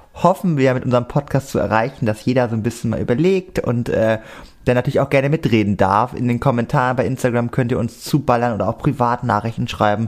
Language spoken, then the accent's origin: German; Cuxhaven, Lower Saxony, Germany; moved away; ich komme ja aus Cuxhaven.